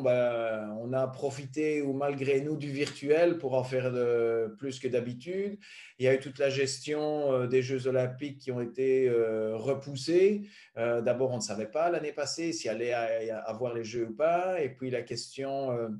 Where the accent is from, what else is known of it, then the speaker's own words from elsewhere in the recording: Belgium; venant d'un petit pays